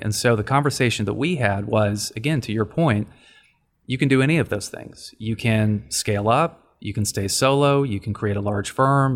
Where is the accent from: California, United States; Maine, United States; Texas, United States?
Texas, United States; Dallas; moved away as an adult; also born or lived in Washington, D.C.; born and raised in Dallas